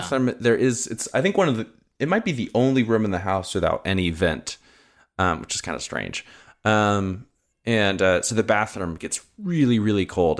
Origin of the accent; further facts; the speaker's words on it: Southern California, United States; growing up in Southern California